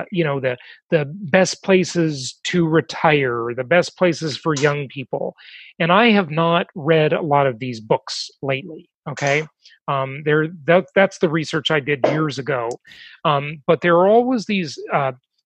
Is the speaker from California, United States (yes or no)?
yes; California, United States; moved away; California is my home state. I live there the vast majority of my life.